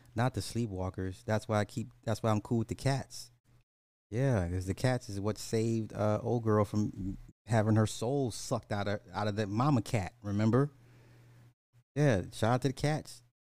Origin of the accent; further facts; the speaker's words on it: United States; I'm an American.